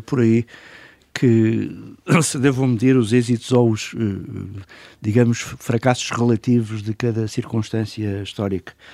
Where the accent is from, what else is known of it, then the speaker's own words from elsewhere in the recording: Portugal; como português